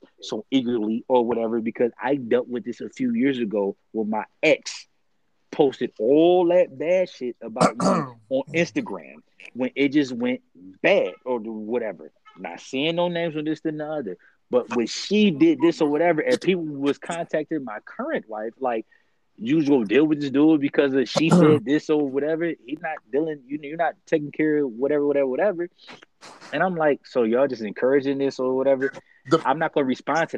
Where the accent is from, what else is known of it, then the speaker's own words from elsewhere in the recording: Detroit, Michigan, United States; me growing up in Detroit